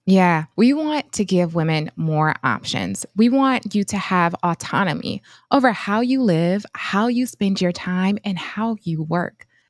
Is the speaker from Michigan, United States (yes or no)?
yes; Flint, Michigan, United States; I hail from Flint, Michigan, and I grew up in a single parent household